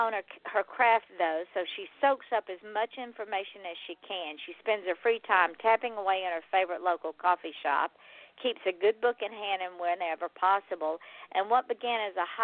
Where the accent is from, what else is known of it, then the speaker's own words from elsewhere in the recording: Georgia, United States; now in South Florida, United States; I am from Georgia, born, raised, reared, and then I left. I only left because I came to South Florida